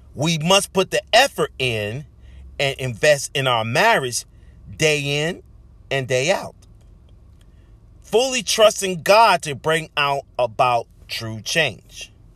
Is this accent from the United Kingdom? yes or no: no; Charleston, South Carolina, United States; my hometown of Charleston, South Carolina